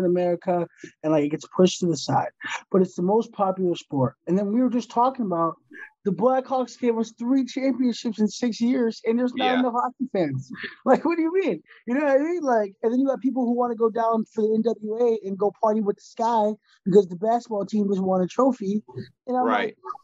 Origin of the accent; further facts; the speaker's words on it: Chicago, Illinois, United States; We're from Chicago.